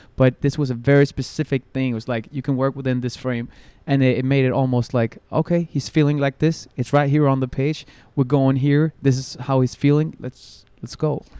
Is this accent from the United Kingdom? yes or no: no; Copenhagen, Capital Region of Denmark, Denmark; I'm born and raised in Copenhagen